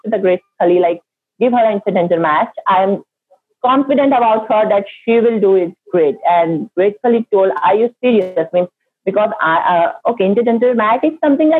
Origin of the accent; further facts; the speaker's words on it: India; I'm an Indian